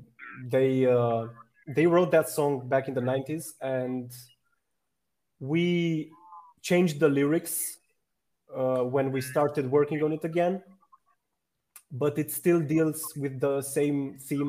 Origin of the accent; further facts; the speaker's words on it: Romania; I'm from Romania